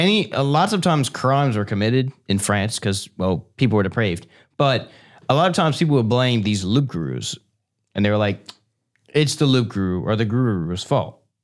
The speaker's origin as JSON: {"language": "English", "area": "Cajun", "region": "Louisiana", "country": "United States", "said": "I'm Cajun"}